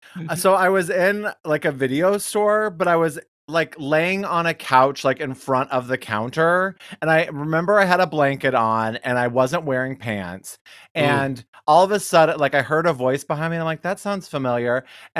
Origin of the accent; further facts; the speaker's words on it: Detroit, Michigan, United States; I'm from Detroit.